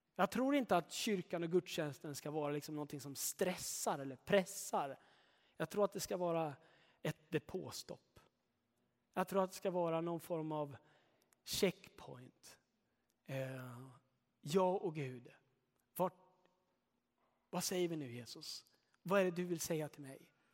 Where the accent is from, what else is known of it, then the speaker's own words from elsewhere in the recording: Sweden; Jag är svensk